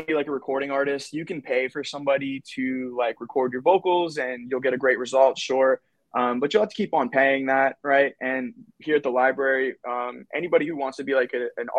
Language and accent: English; Pompano Beach, Florida, United States; I was growing up in Pompano Beach